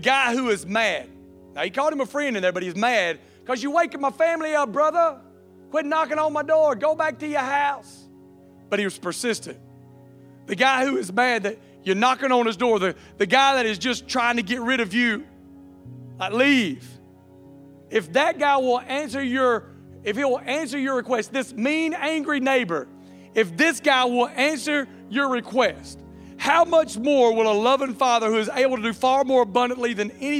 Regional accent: Alabama, United States; accent: redneck; also born or lived in Louisiana; I was born in Louisiana, but was raised in Alabama, okay? I have people tell me I sound like a Cajun all the time, but I was like, no, it's just redneck

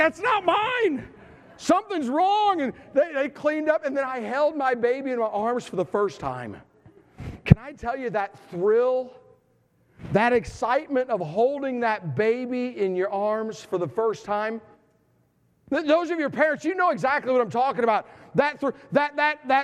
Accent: Tennessee, United States; I am from Tennessee

